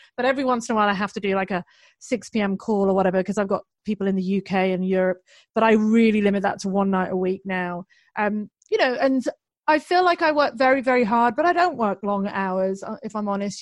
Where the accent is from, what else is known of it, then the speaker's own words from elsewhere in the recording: United Kingdom; I'm British